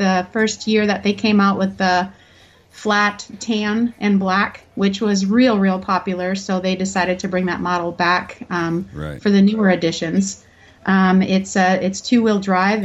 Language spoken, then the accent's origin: English; Wisconsin, United States; moved away; I'm from Wisconsin originally